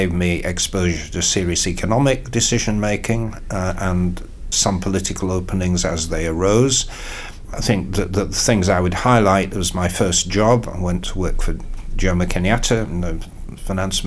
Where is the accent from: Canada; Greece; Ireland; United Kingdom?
United Kingdom; York, Yorkshire and the Humber; moved away; I did in the 80s stand twice in York, which is my hometown